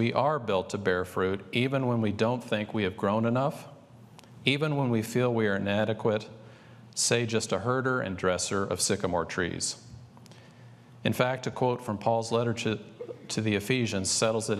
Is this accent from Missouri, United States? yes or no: yes; St. Louis, Missouri, United States; the beautiful Gateway Arch in my hometown of St. Louis